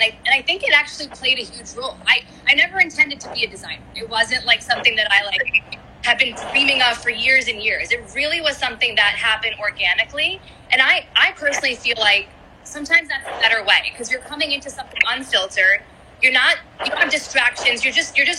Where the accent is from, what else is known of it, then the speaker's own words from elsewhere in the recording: New York City, New York, United States; who I was as an Indian-American daughter of immigrants growing up in New York City